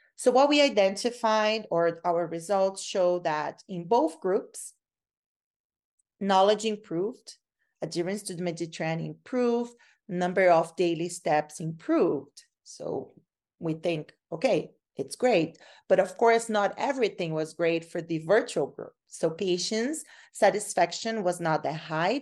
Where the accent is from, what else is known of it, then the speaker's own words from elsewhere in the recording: Brazil; moved away as an adult; now in Canada; I'm from Brazil. So, uh, when I came from Brazil to Canada to study